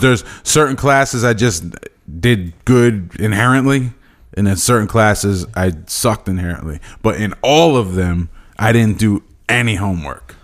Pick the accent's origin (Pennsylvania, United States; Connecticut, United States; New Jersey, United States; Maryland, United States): Pennsylvania, United States; East Stroudsburg; I was from East Stroudsburg